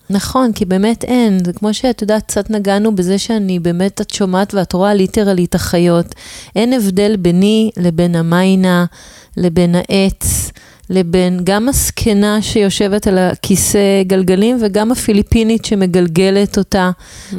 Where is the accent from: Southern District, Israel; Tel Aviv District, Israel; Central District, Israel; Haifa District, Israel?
Tel Aviv District, Israel; Tel Aviv; שבתור תל אביבית